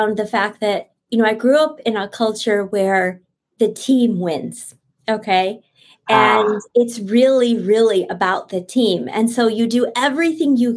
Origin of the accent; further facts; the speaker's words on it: New Jersey, United States; first language Bengali; English is a second language; I lived actually in Jersey, was really a rich neighborhood of mixed heritage and ethnicity.